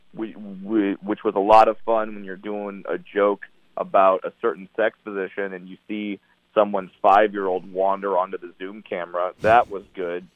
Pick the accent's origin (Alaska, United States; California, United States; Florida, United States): California, United States; Orange County; I'm from Orange County, California